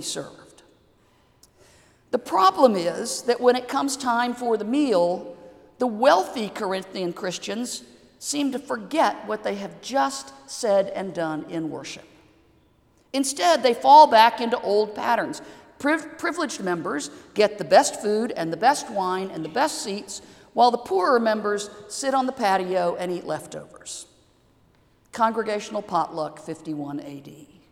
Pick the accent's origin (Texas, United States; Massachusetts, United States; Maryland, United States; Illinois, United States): Texas, United States; I grew up in Texas with a swimming pool